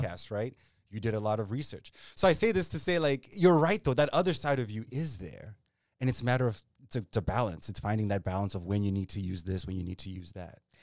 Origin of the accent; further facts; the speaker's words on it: Zimbabwe; also born or lived in Ethiopia; growing up in Zimbabwe or even when we'd visit in Ethiopia